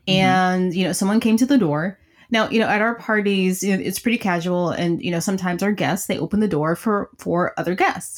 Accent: Tennessee, United States; I'm just from Tennessee

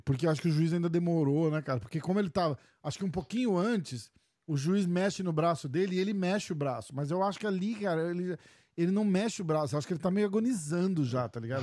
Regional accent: Brazil; a gente é do Brasil

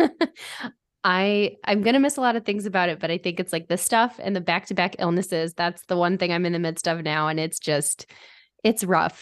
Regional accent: Michigan, United States; I stayed at home and went to school at, at Oakland University, which is local to where I grew up in Michigan

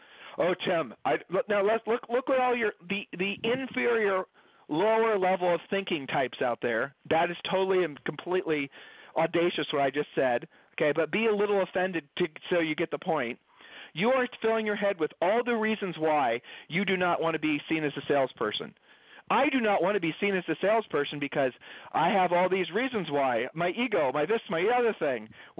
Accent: Ohio, United States; Julie and I moved. We're from Ohio. We've lived all over the country.

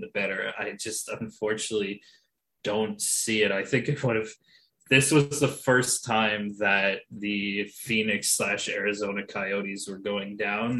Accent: Ontario, Canada; now in Quebec, Canada; I'm an Ontario guy living in a Quebecois world right now

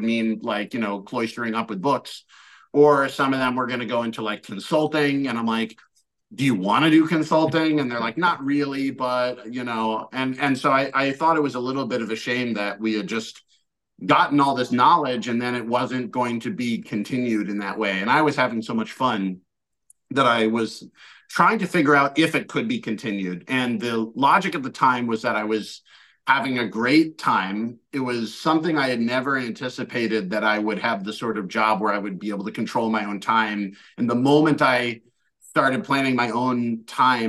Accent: United States; moved away as an adult; also born or lived in China

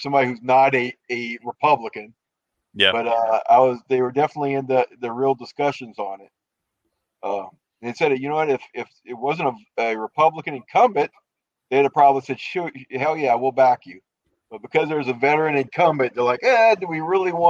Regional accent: Louisiana, United States; now in Minnesota, United States; originally, I'm from Louisiana.

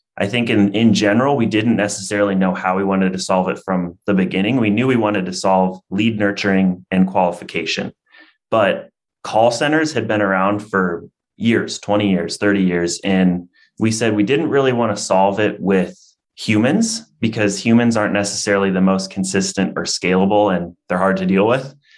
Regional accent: Iowa, United States; born and raised in Iowa

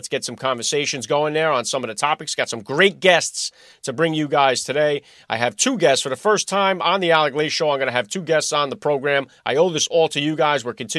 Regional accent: New Jersey, United States; my home state of New Jersey

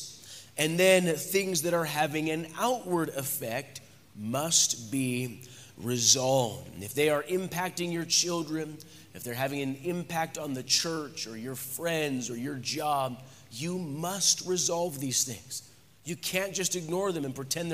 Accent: United States; moved away; by birth, I'm an American.

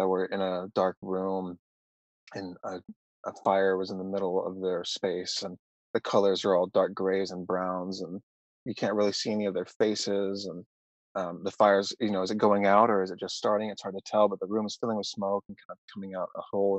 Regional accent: Nashville, Tennessee, United States; moved away as an adult; also born or lived in Knoxville / Arkansas; now in Los Angeles, United States; I'm from Nashville

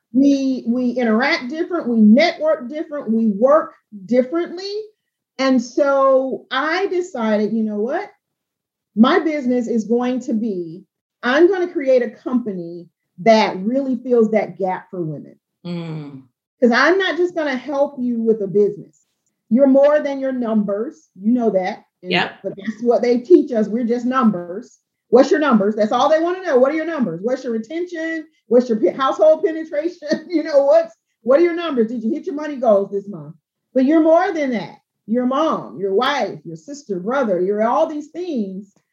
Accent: Albany, Georgia, United States; I'm from South Georgia, I'm from Albany, Georgia

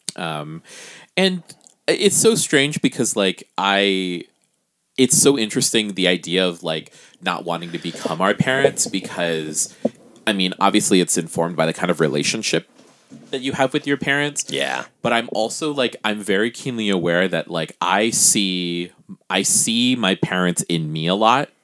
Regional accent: Guam; now in United States; I am a Pacific Islander person I am from Guam

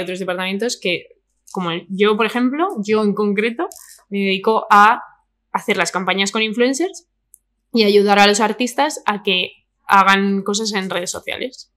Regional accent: Madrid, Community of Madrid, Spain; Yo soy de Vallecas, ¿sabes? De toda la vida

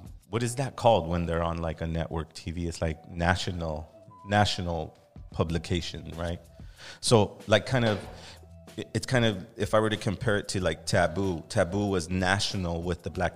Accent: California, United States; we're native Californians

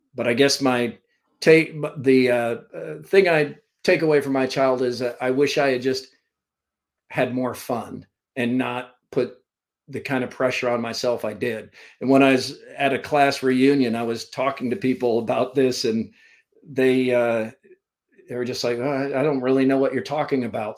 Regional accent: Vermont, United States; also born or lived in Central Florida, United States / Valdosta, Georgia, United States; now in Iowa, United States; I, grew up in Vermont. I was born in Vermont, and uh, early part of my life was there. And then we moved uh, to Florida.

